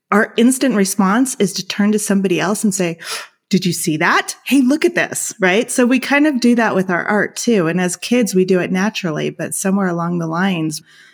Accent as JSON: {"language": "English", "town": "Los Angeles", "region": "California", "country": "United States", "tie": "born or raised there", "moved": "as an adult", "lives_now": "Argentina", "said": "I am originally from Los Angeles, and I had sort of been immersed in the art culture there. I had grown up there."}